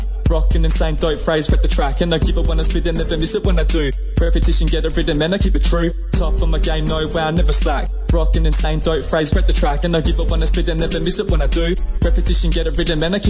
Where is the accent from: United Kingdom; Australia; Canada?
Australia; I'm a rapper from Australia